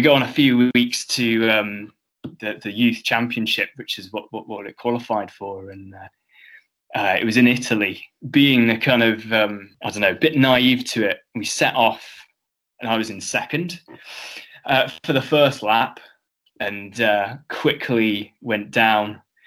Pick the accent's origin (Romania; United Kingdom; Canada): United Kingdom; Cornwall, South West England; moved away; also born or lived in Edinburgh; when I was in Cornwall, I like to think of myself as being Scottish